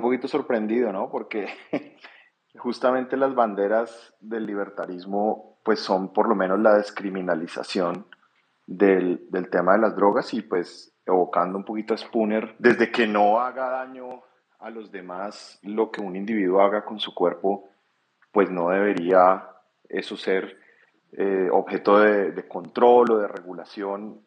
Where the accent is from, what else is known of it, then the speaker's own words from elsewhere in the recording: Colombia; como colombiano